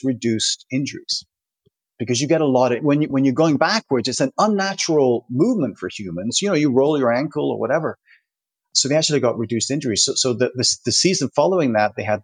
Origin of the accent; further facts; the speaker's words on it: Toronto, Ontario, Canada; now in Switzerland; my hometown is Toronto